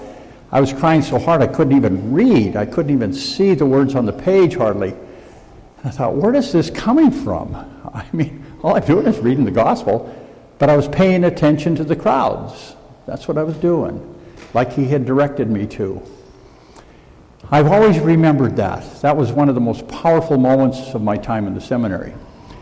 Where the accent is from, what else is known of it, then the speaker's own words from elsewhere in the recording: Montana, United States; I'm from Montana